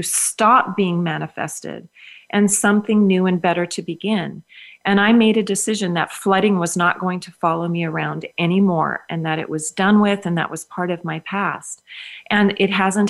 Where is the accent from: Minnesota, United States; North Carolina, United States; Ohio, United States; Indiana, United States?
Minnesota, United States; I grew up in Minnesota where, of course, we know it's the land of 10,000 lakes.